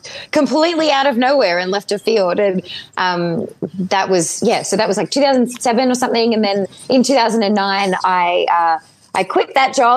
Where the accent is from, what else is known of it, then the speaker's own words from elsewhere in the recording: Melbourne, Victoria, Australia; moved away; also born or lived in Ireland; I grew up in Melbourne, Australia